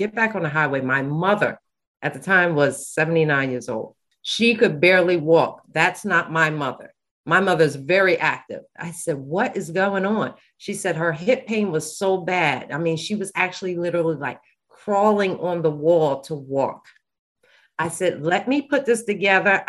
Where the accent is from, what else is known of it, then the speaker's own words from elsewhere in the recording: Bergen County, New Jersey, United States; I'm from Bergen County